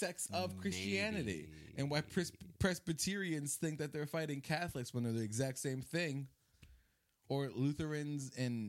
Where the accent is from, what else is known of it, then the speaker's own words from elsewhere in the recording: Connecticut, United States; I grew up in Connecticut.